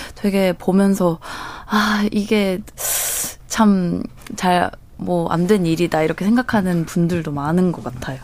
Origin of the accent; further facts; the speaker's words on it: Japan; 제가 일본에서 왔다, 제일 교포다